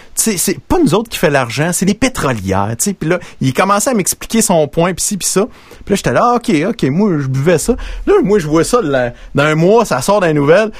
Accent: Princeville, Quebec, Canada; j'ai grandi à Princeville

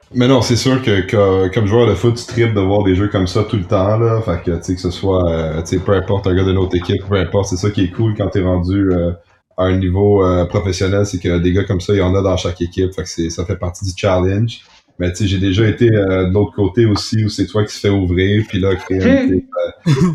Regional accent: Montreal, Quebec, Canada; Moi, je suis, je suis Montréalais

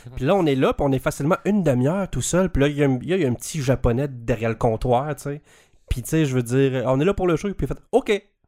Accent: Canada; en tant que Canadien et fier de l'être

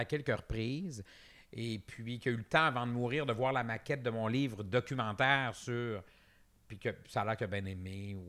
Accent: Quebec, Canada; on est des Nord-Américains parlant français

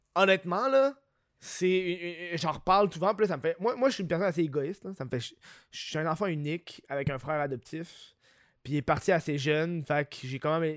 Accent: Quebec, Canada; je suis un Québécois moyen

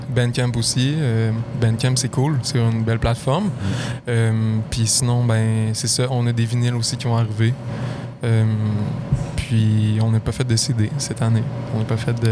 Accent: Lac-Beauport, Quebec, Canada; je viens de, Lac-Beauport

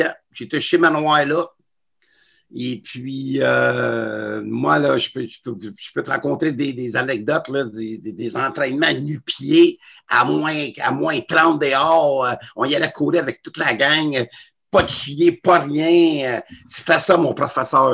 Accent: Montreal, Quebec, Canada; j'avais 13 ans, 12-13 ans, je restais sur la rue et Henri Julien

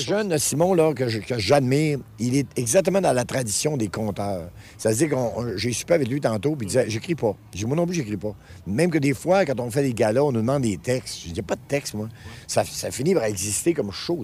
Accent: Quebec, Canada; par chez nous au Lac-Saint-Jean

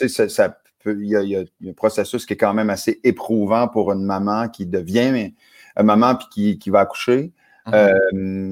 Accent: New Brunswick, Canada; moved away; chez nous, au Nouveau-Brunswick

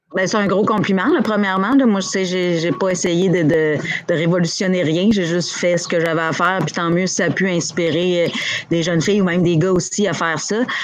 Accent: Abitibi, Quebec, Canada; moved away as an adult; now in Montreal, Canada; je suis partie d'Abitibi, je suis arrivée à Montréal à 21 ans

